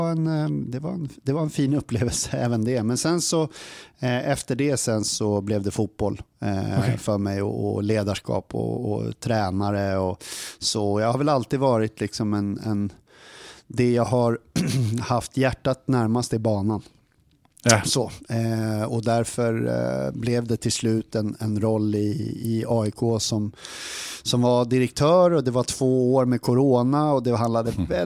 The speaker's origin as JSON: {"language": "Swedish", "town": "Sollentuna", "region": "Stockholm County", "country": "Sweden", "tie": "born or raised there", "also_born_or_lived": "Upplands Väsby / Solna", "moved": "as an adult", "lives_now": "Odense, Denmark", "said": "jeg er född i Upplands Väsby på ett, eh, på ett sjukhus där. Eh, men sen är jag, är jag uppvuxen i en eh, förort i Stockholm som heter Sollentuna. Och sen så började jag gå gymnasieskolan i Solna"}